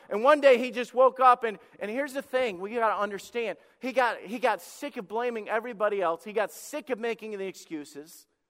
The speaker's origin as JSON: {"language": "English", "region": "Alabama", "country": "United States", "tie": "born or raised there", "said": "When I was a kid, I grew up in the South and, uh, in Alabama"}